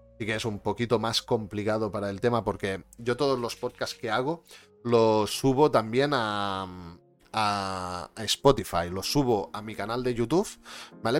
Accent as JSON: {"language": "Spanish", "region": "Catalonia", "country": "Spain", "said": "yo también soy catalán"}